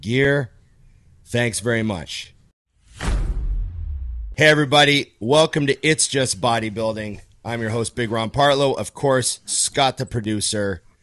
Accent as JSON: {"language": "English", "country": "Canada", "said": "as a Canadian"}